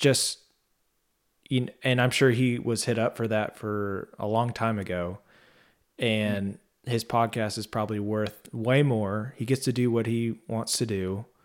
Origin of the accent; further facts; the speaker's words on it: Texas, United States; I am from Texas